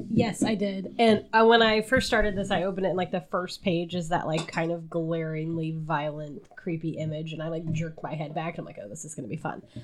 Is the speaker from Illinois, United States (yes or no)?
yes; Southern Illinois, United States; down by my hometown is a slightly larger town.